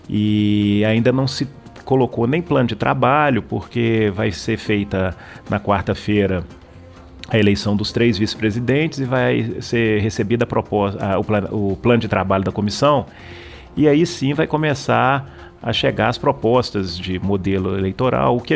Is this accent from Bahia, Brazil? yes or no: no; Belo Horizonte, Minas Gerais, Brazil; eu sou, sou de Belo Horizonte, o primeiro mandato meu foi de vereador aí em, em Belo Horizonte